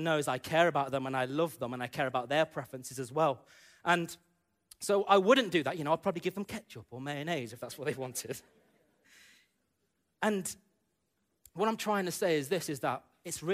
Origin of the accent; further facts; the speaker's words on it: United Kingdom; growing up in the UK as an Indian man, and, you know, being brought up as an Indian man who lives in the UK